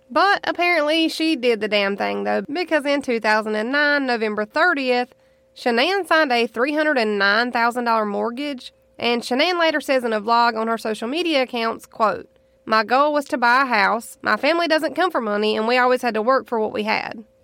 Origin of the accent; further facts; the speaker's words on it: Charlotte, North Carolina, United States; moved away; I am originally from North Carolina, right around Charlotte